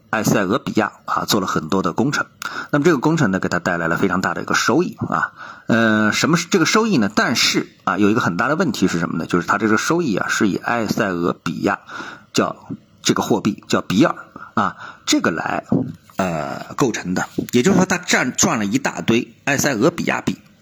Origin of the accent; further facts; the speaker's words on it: China; 我们作为中国人